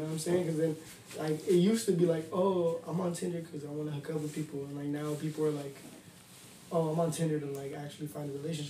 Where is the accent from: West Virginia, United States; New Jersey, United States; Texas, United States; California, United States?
California, United States; Loma Linda; I was born in Loma Linda